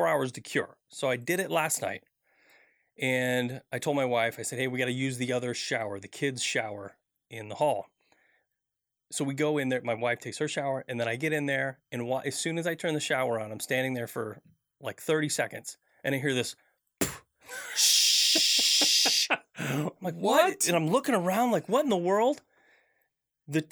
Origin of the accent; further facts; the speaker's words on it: Midwest, United States; I grew up in the Midwest